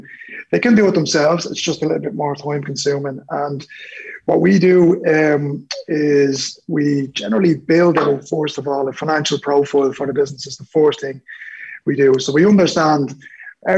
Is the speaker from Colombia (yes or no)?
no; Dublin, Leinster, Ireland; I'm originally from Dublin 12